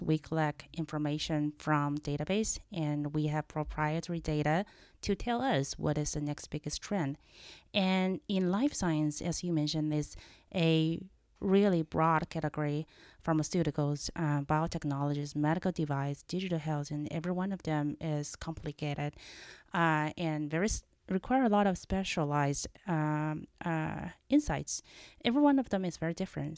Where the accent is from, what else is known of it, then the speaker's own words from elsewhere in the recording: China; accent: Chinese; moved away as an adult; also born or lived in Los Angeles, United States; now in United States; I was born and raised in China and came here at age of 20 uh, for school